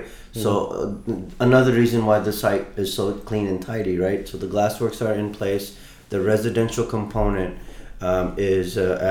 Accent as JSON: {"language": "English", "region": "Mississippi", "country": "United States", "tie": "born or raised there", "moved": "yes", "lives_now": "Dubai, United Arab Emirates", "said": "I grew up in Mississippi back in '89, and we had dishwashers there"}